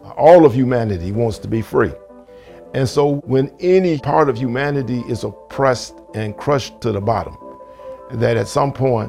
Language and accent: English; Chicago, Illinois, United States; also born or lived in Mississippi; I grew up in Morgan Park, which is only about 10 miles from here.